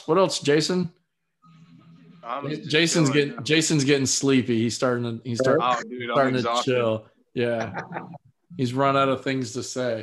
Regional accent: Florida, United States; I'm from Florida

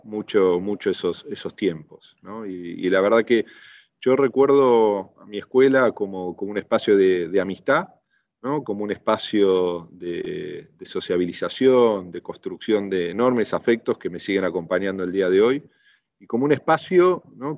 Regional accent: Argentina

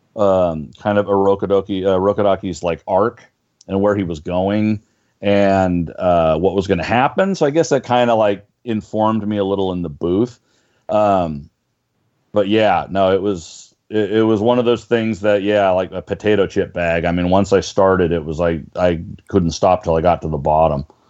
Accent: Northern California, United States; moved away as an adult; now in Los Angeles, United States; I grew up in Northern California, and I moved down to L.A. back in '97.

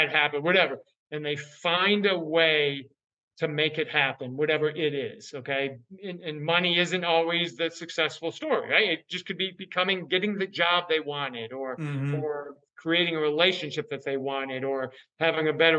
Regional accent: Northern New York, United States; I grew up in Northern New York. We bordered Vermont, my hometown

